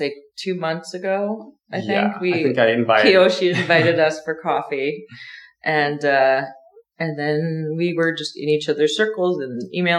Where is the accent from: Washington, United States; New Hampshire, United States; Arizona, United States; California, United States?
New Hampshire, United States; moved away as an adult; also born or lived in Miami / San Francisco / Los Angeles / Seattle; now in Arkansas, United States; So, I'm originally from a very small town in New Hampshire. And then as soon as I could, I got out of there. And I moved to Miami. And then I went to San Francisco and L.A. and Seattle and Denver and all of these different places.